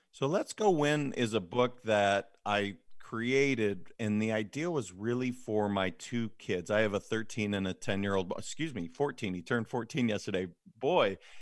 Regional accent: Montana, United States; moved away as an adult; now in California, United States; I'm originally from Montana. I ended up moving to California post-graduation of college.

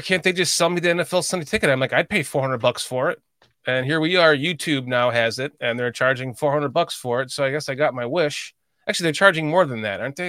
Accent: Chicago, Illinois, United States; moved away; I grew up in Chicagoland and I, I don't live there anymore.

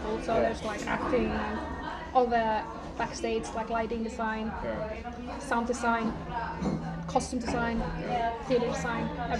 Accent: Iceland; English is a second language; moved away as an adult; I'm from Iceland and I don't know anyone.

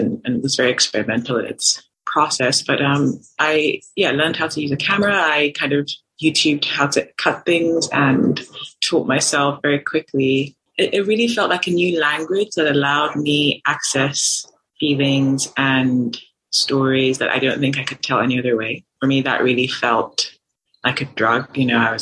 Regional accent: Nigeria; growing up in Nigeria, having Nigerian family

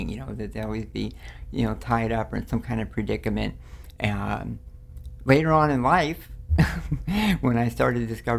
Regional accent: Los Angeles, California, United States; born or raised there; also born or lived in New Orleans, Louisiana

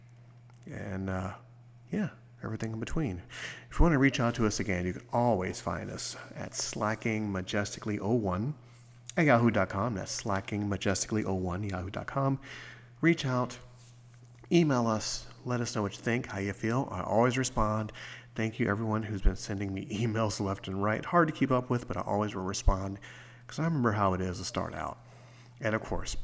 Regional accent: United States; I'm American

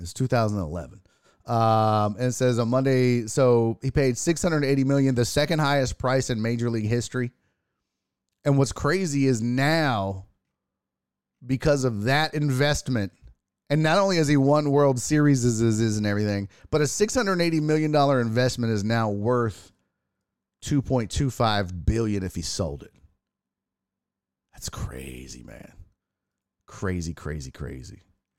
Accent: Houston, Texas, United States; born and raised in Houston, Texas.

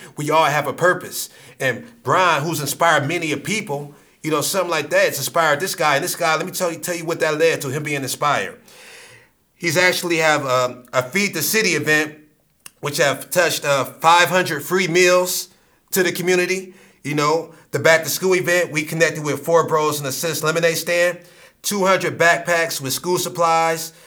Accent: Akron, Ohio, United States; we're from Akron

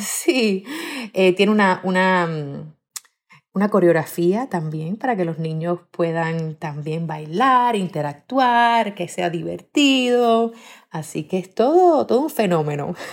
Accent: Miami, Florida, United States; also born or lived in Cuba / Minnesota; yo nací en Cuba eh, y a los siete años de edad mi familia y yo emigramos a los Estados Unidos en un barco, en un bote. Somos inmigrantes, muy orgullosamente inmigrantes. Eh, after that, I grew up in Miami

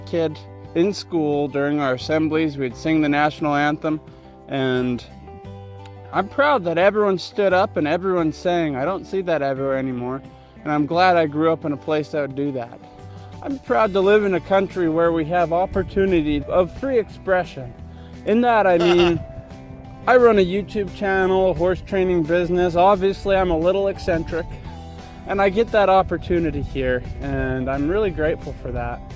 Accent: Alberta, Canada; I'm from Alberta, Canada.

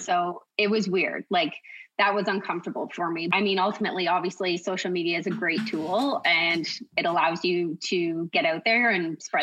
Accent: Kawartha Lakes, Ontario, Canada; So, I'm from Kawartha Lakes. I was born and raised.

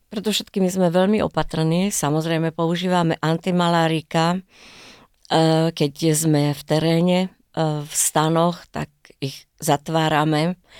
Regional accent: Bojnice, Trenčín Region, Slovakia; now in Israel; ja pochádzam z Bojnic

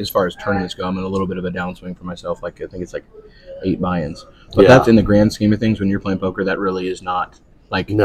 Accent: Nebraska, United States; moved away; I grew up in Nebraska

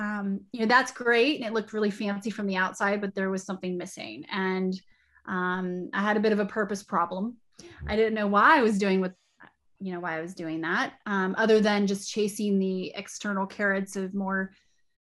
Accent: Wyoming, United States; also born or lived in Arizona / South Dakota; now in Austin, United States; I'm actually from Wyoming. I grew up in a trailer park

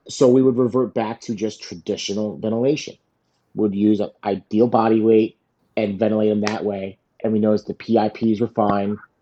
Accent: South Florida, United States; I grew up here in South Florida

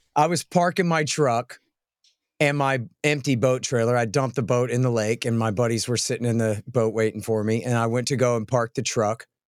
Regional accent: Austin, Texas, United States; I'm from Austin, not Dallas or Houston

